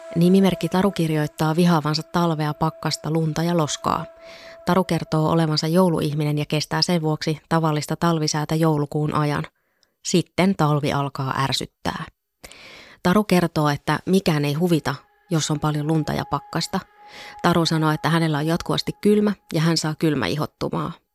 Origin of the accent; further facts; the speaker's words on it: northern Finland, Finland; moved away; olen kotoisin Pohjois-Suomesta